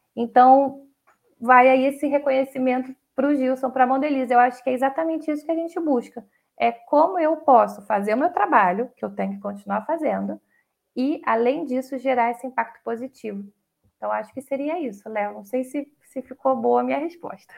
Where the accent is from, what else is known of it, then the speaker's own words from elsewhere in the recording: Brazil; a gente é brasileiro